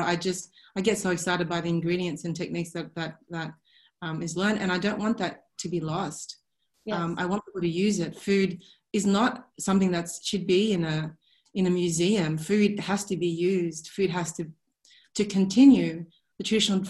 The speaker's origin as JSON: {"language": "English", "town": "Sydney", "region": "New South Wales", "country": "Australia", "tie": "born or raised there", "said": "growing up in Sydney"}